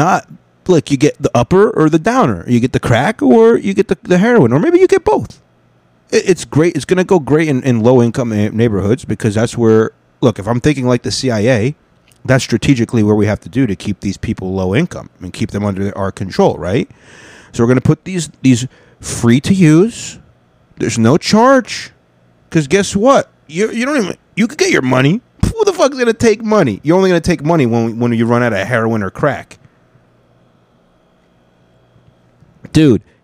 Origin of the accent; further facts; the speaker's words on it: United States; I'm American, okay? I'm a dark-skinned American